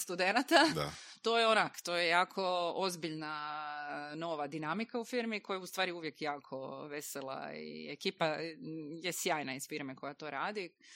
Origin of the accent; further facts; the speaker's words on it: Croatia; kod nas u Hrvatskoj